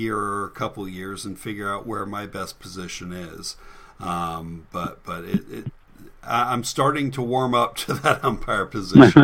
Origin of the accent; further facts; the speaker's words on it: Florida, United States; I'm from Florida